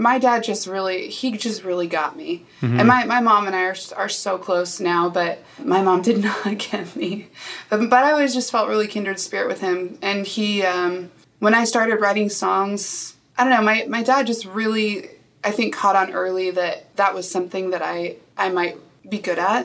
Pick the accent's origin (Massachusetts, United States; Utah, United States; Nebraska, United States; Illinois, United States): Nebraska, United States; I grew up in Nebraska